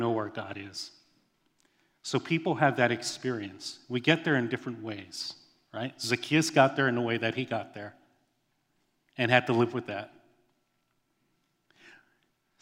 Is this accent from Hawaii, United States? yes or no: yes; Hawaii, United States; I grew up in Hawaii. That's my home.